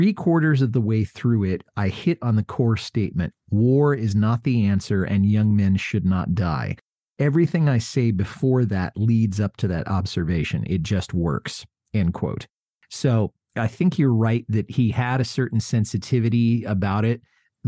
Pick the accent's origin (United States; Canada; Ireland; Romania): Canada; I wrote a few protest songs, but I felt it was kind of silly for me to write protest songs being a Canadian.